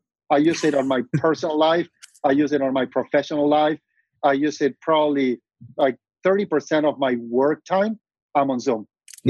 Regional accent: Argentina; moved away as an adult; now in Silicon Valley, United States; Growing up in Argentina

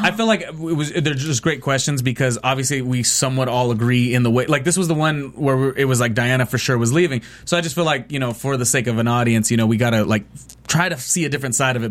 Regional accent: near Carson High School, California, United States; we're from Carson High School, which is a high school that was near where I grew up.

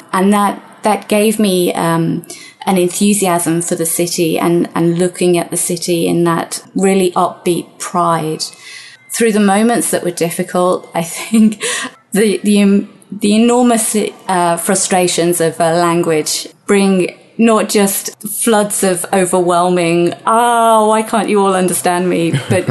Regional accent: United Kingdom; but being typically British, I was very red, incredibly embarrassed, and ran out of the shop

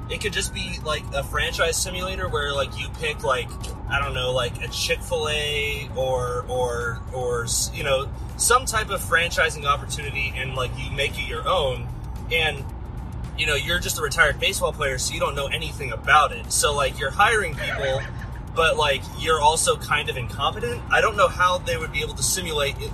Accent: Simi Valley, California, United States; in my hometown of Simi Valley, California

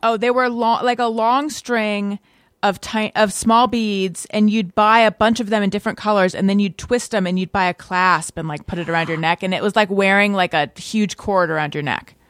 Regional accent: Orange County, California, United States; I was born in Northern California, grew up in Orange County

